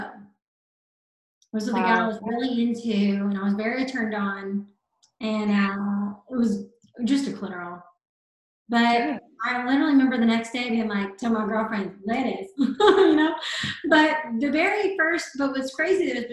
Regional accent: the South, United States; growing up in the South, being religious

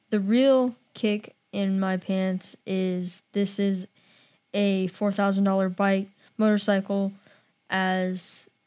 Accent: India; I'm from India.

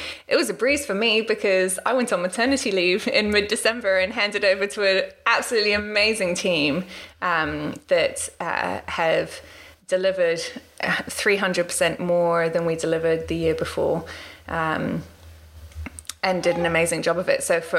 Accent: Washington, District of Columbia, United States; also born or lived in London; now in New Zealand; a bit about me. So I was born in London, and we moved to Washington, D.C. when I was 8 and moved out here to New Zealand in 2004.

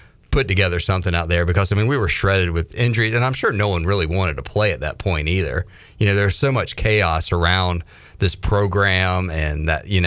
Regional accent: Raleigh, North Carolina, United States; I went to a bunch of those games growing up in Raleigh at Carter-Finley Stadium.

